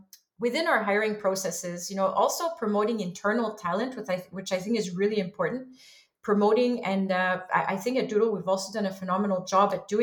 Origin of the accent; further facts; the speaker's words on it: Montreal, Quebec, Canada; I'm originally from Montreal, Canada